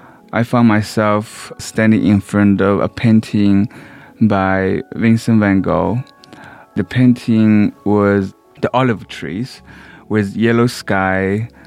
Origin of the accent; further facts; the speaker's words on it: Shanghai, China; moved away; Because I was raised in Shanghai, in a slum, I had never stepped foot in an art museum before